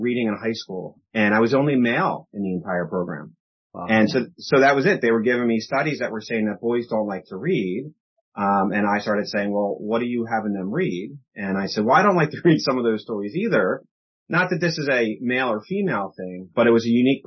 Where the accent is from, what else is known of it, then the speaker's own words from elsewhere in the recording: Philadelphia, Pennsylvania, United States; I grew up in Philadelphia